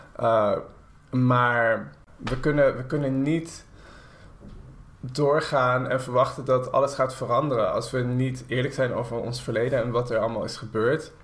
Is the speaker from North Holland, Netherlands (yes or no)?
yes; Haarlem, North Holland, Netherlands; Haarlem waar ik opgroeide